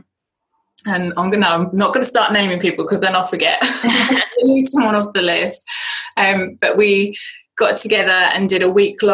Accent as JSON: {"language": "English", "country": "United Kingdom", "accent": "British", "said": "my British accent"}